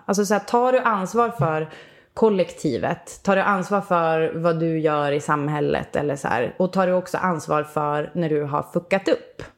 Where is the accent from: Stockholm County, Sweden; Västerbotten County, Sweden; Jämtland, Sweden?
Västerbotten County, Sweden; Umeå; jag kommer från Umeå